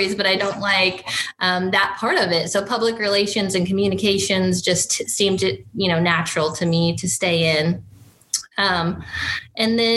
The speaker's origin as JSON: {"language": "English", "area": "Republic County", "region": "Kansas", "country": "United States", "tie": "born or raised there", "also_born_or_lived": "Mitchell County, Kansas", "said": "I was born and raised in Kansas. I am not a Mitchell County native. I actually grew up just a few counties above, up in Republic County, and spent my younger years there"}